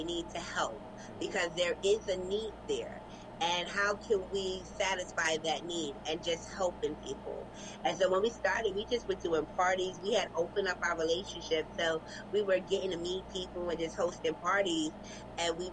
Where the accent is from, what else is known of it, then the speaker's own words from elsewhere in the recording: New York City, New York, United States; We're from Brooklyn, New York